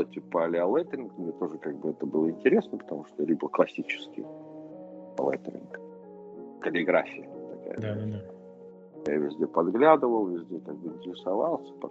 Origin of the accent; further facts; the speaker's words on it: Ufa, Bashkortostan, Russia; moved away; Хотя мы из Уфы переехали